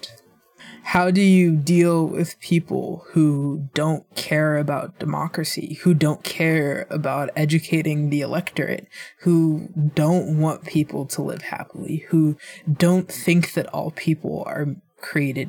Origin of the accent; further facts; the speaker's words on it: Illinois, United States; I'm from Illinois